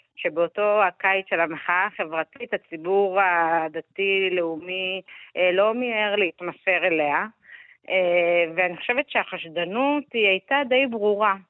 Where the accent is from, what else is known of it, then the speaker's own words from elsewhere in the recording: Netanya, Central District, Israel; אני גדלתי בשכונת קריית נורדו בנתניה